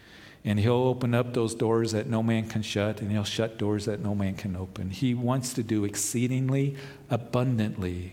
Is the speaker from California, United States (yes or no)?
no; Topeka, Kansas, United States; when I was about 10 years old, growing up in Kansas in Topeka